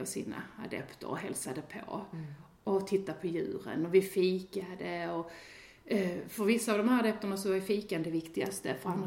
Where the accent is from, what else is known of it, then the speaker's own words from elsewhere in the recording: Sweden; som svensk